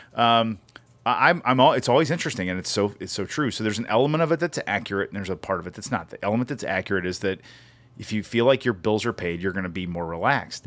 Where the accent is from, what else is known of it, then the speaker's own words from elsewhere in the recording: United States; moved away; I grew up on the same river